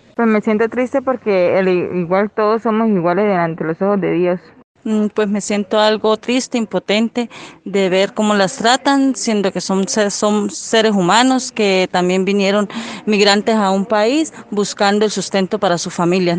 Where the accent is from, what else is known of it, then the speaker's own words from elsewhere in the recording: Venezuela; moved away as an adult; nuestro país Venezuela